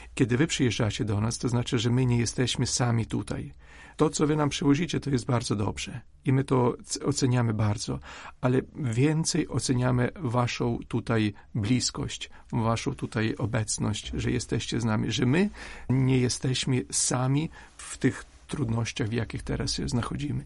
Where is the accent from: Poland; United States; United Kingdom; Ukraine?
Ukraine